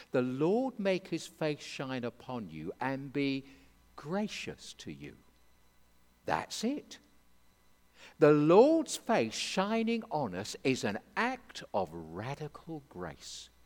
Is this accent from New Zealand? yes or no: no; England, United Kingdom; I'm an Englishman